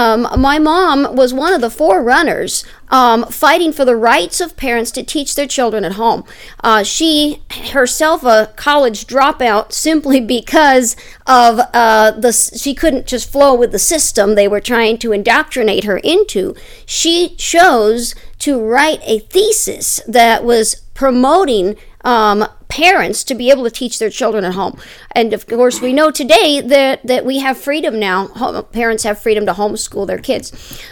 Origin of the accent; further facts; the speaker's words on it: Wisconsin, United States; born there; I was born in Wisconsin in the year 1970.